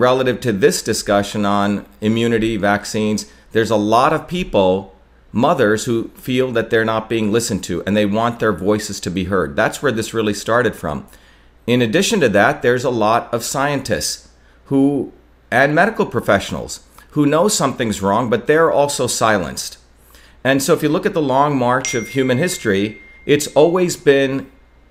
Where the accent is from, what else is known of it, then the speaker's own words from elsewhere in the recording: India; now in Massachusetts, United States; I grew up in India, which has a caste system